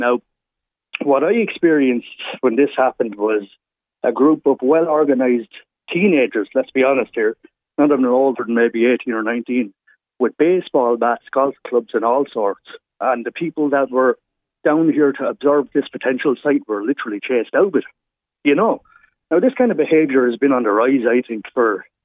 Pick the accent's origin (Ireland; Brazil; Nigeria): Ireland; Carlow, Leinster; I'm from Carlow myself.